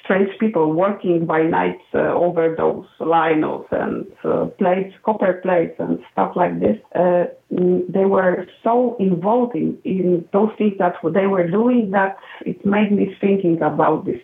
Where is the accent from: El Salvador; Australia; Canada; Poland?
Poland; a small village close to Wrocław, Lower Silesian Voivodeship; So I grew up in Poland, actually in a small village quite close to the city, Wrocław, that I work right now